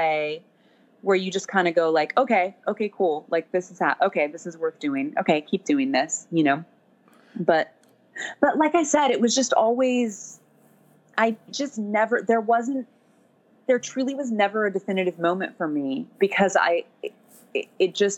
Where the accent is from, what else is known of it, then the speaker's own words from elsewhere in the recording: Sacramento, California, United States; also born or lived in Eureka, California / Davis, California / Berkeley, California / Boston; I was born and raised in Northern California. Born in Eureka, which is like tiny. It's like way, way north